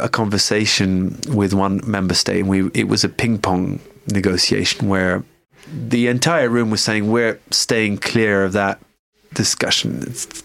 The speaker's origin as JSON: {"language": "English", "country": "United Kingdom", "moved": "yes", "lives_now": "Paris, France", "said": "us as British"}